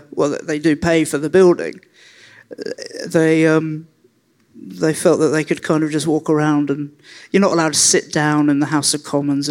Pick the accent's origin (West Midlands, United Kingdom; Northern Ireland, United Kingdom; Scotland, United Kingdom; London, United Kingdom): London, United Kingdom; I grew up in Tooting Beck